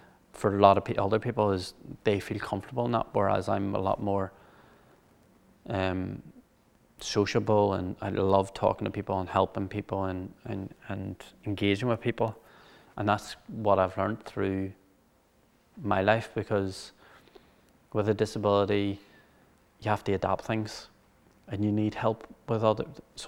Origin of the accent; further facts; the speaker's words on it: Cushendall, Northern Ireland, United Kingdom; For me, obviously, the first 4 or 5 years of my life, I was brought up in Cushendall.